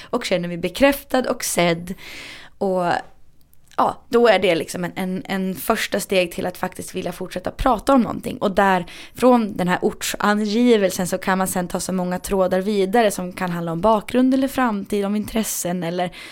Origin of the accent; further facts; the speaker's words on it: Härnösand, Västernorrland County, Sweden; also born or lived in Rättvik / Sundsvall; now in Stockholm, Sweden; Nej, men jag är från Härnösand. och sen har jag bott i Rättvik och Sundsvall och nu massa år i {S0} Stockholm.